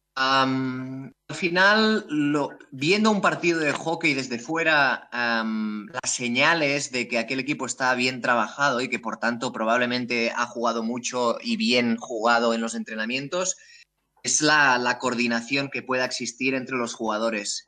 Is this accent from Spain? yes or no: yes; Terrassa, Catalonia, Spain; also born or lived in Amsterdam, Netherlands; yo soy de aquí, de Tarrasa, aquí cerca de Barcelona